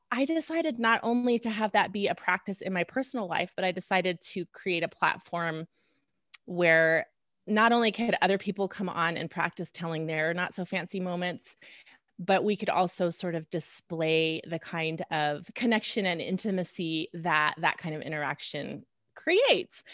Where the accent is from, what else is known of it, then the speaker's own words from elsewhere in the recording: Reno, Nevada, United States; moved away as an adult; also born or lived in Lincoln, Nebraska; went to medical school in my hometown, Reno, Nevada